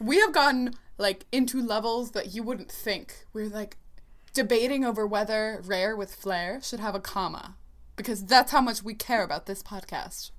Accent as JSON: {"language": "English", "town": "Columbus", "region": "Ohio", "country": "United States", "said": "I'm from Columbus, Ohio"}